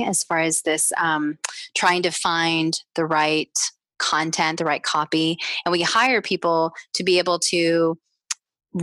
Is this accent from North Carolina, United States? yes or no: no; Texas, United States; growing up in the South in Texas and in the United States